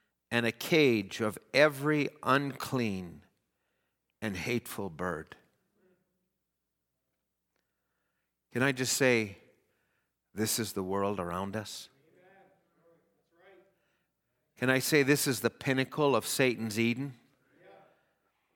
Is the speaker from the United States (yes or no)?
no; Edmonton, Alberta, Canada; I was born in Edmonton